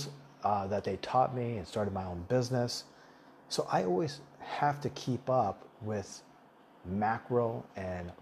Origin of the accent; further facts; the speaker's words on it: Tucson, Arizona, United States; English is a second language; moved away as an adult; also born or lived in Taipei, Taiwan; now in Thailand; I grew up, well, when I came to America when I was in third grade, I grew up in the Southwest. I grew up in Tucson, Arizona